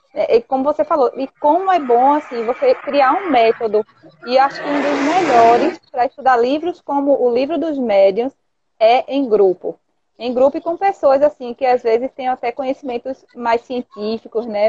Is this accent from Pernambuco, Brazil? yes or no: yes; Recife, Pernambuco, Brazil; aqui da minha terra, né? Eu sou de Recife